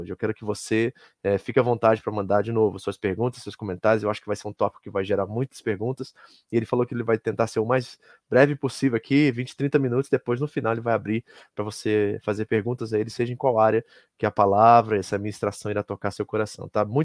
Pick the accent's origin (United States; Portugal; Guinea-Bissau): United States; Kearney, New Jersey; da Igreja Batista de Kearney, lá em Nova Jersey, onde nós crescemos, onde nós nascemos em Cristo